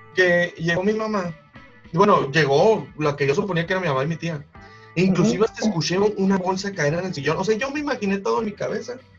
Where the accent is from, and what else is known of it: Mexico